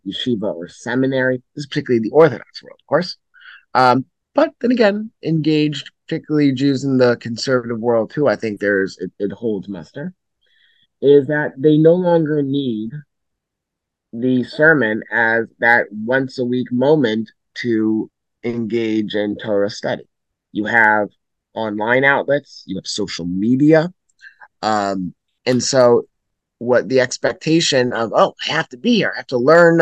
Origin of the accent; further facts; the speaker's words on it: Pikesville, Maryland, United States; now in Lower Merion, United States; I was born in Lower Merion, and now my family has returned to Lower Merion, where I am at mm-hmm. Gratz College. But I grew up principally in Baltimore, in Baltimore County, the Pikesville area